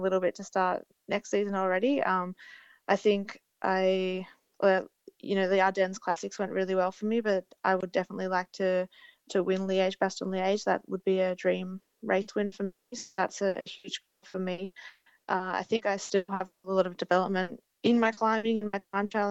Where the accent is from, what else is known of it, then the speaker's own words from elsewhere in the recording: Australia; as an Australian rider